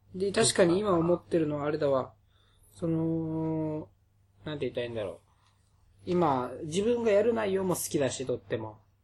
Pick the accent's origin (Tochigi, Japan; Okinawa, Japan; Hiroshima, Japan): Okinawa, Japan; 僕ら二人は沖縄出身なので、方言が出るっていうのもあるかもしれません